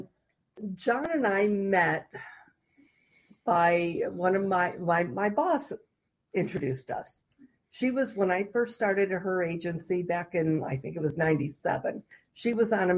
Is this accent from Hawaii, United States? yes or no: no; Lancaster, New York, United States; moved away; I grew up somewhere in New York outside of Buffalo.